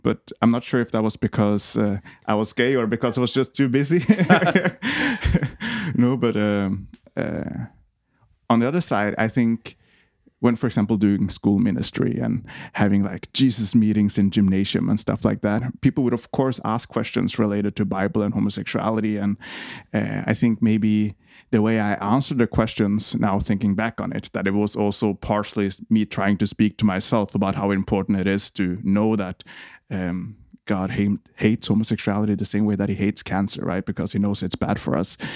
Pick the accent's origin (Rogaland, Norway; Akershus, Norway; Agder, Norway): Akershus, Norway; Eidsvoll; moved away as an adult; now in Copenhagen, Denmark; I'm from Norway. Uh, grew up uh, in a place called Eidsvoll, right outside of Oslo and uh, moved to Copenhagen when I was uh, 19.